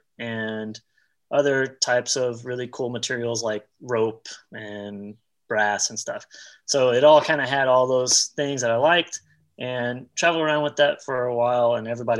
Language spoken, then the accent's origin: English; Dallas, Texas, United States; I'm originally from Dallas, Texas